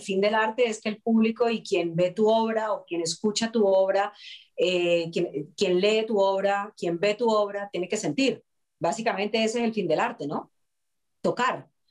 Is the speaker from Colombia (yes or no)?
yes; Colombia; nosotros como actores colombianos